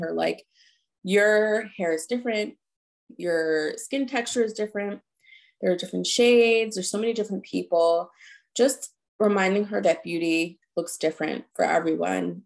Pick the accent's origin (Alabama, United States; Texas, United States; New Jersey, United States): New Jersey, United States; now in Philadelphia, United States; we grew up in New Jersey